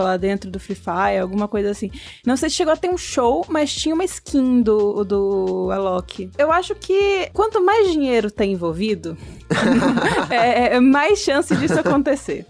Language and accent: Portuguese; Maranhão, Brazil; eu sou maranhense. É muito gostoso ter um sotaque um pouquinho mais próximo do meu